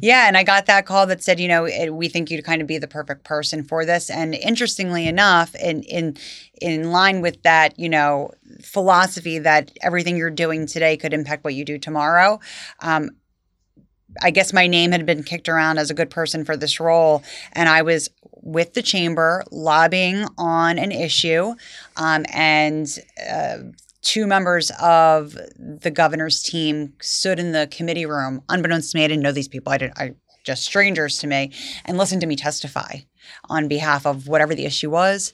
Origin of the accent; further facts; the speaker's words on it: Vineland, New Jersey, United States; I grew up in Vineland, went to Vineland High School